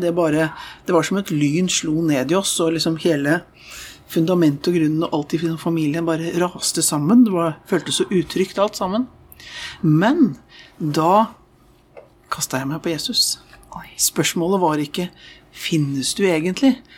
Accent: Oslo, Norway; jeg vokste opp i Østre frikirke i Oslo

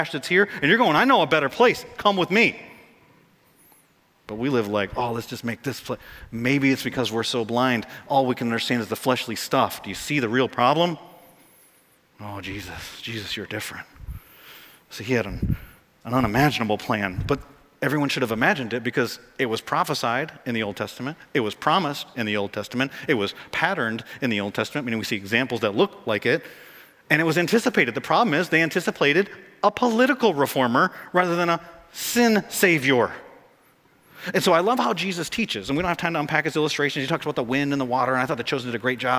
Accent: United States; Our problem as American Christians

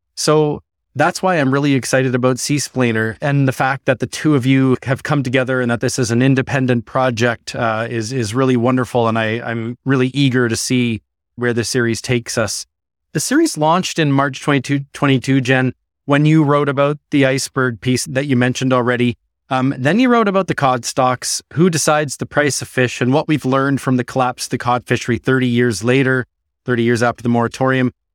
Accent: Ottawa, Ontario, Canada; now in Newfoundland and Labrador, Canada; as Newfoundlanders, and I grew up in Ottawa

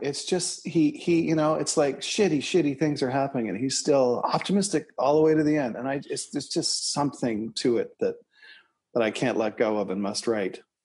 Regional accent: Toronto, Ontario, Canada; Eric and I grew up in Scarborough, Ontario, Canada, together

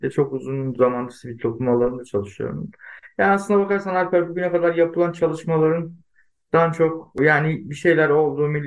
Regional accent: Adana, Turkey; born there; Tabii yani ben 1980 Adana doğumluyum.

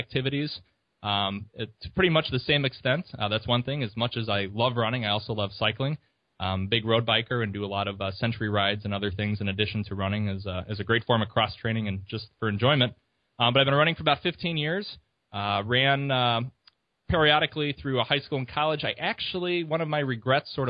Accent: La Grange, Illinois, United States; also born or lived in Champaign-Urbana, Illinois; I'm originally from the Chicago area. Grew outside about 15 minutes from downtown in a great little suburb called LaGrange

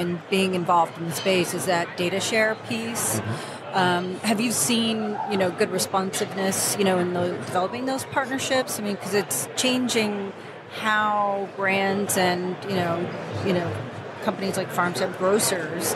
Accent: Midwest, United States; I come from the Midwest. I'm from the Midwest

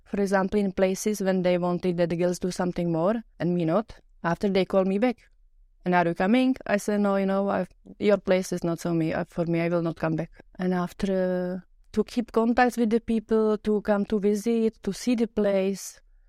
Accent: Czechia; English is a second language; moved away as an adult; now in Luxembourg; from Czech Republic, from a small town. I started to travel and when I was 25 for short-time jobs, and here in Luxembourg I met my future man.

